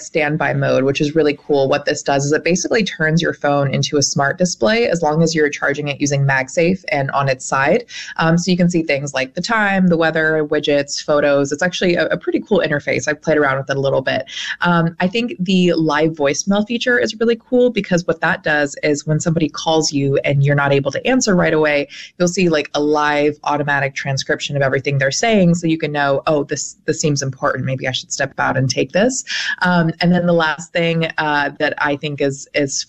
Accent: Champaign, Illinois, United States; moved away; I grew up in a smaller college town, so I grew up in Champaign, Urbana, Illinois.

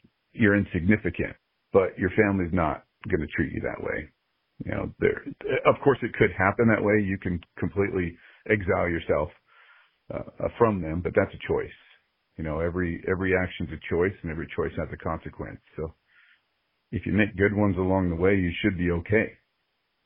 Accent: California, United States; moved away as an adult; also born or lived in Georgia; now in Las Vegas, United States; We're originally from California

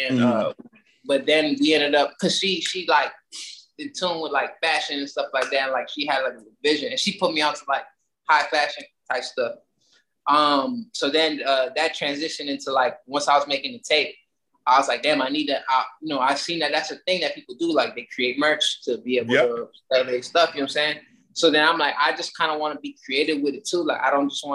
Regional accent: Miami, Florida, United States; I was born in Miami, you feel me? I was born down south. I mean, I'm saying like the down south, I've been in the hood the majority of my life.

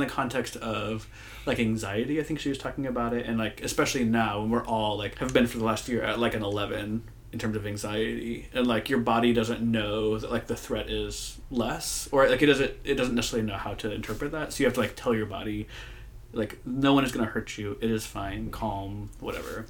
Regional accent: Moline, Illinois, United States; moved away as an adult; now in San Francisco, United States; I grew up in Moline, Illinois.

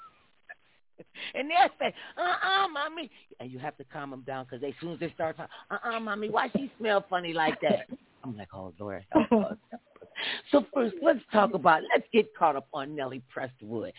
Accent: Ohio, United States; now in Los Angeles, United States; I'm from Ohio

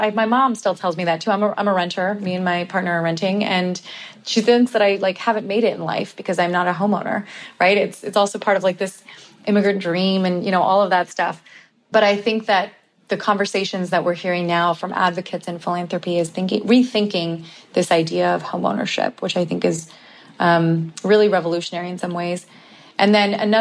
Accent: Bay Area, California, United States; I'm from the Bay Area and my family, my cousins and I are all talking about this, like how we can't afford to live in the Bay Area anymore and have families. And so even though we all grew up together

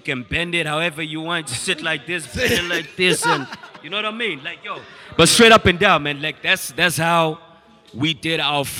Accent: Grahamstown, Eastern Cape, South Africa; I'm from from Grahamstown, East Cape.

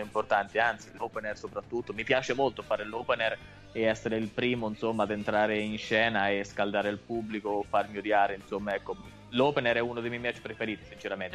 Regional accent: Italy

